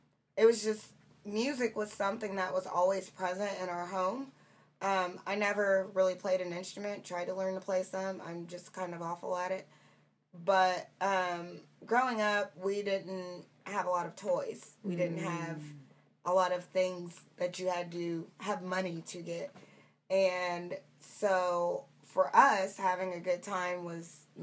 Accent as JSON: {"language": "English", "town": "Muncie", "region": "Indiana", "country": "United States", "moved": "yes", "said": "I'm from Muncie, Indiana, originally."}